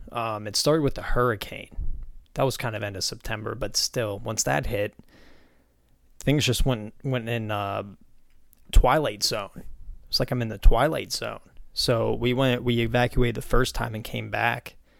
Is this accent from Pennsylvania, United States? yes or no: yes; Pittsburgh, Pennsylvania, United States; moved away; growing up from my hometown of Pittsburgh